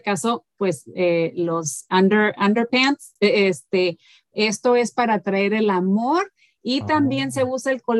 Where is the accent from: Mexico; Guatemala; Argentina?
Mexico; moved away; yo sé que nosotros como mexicanos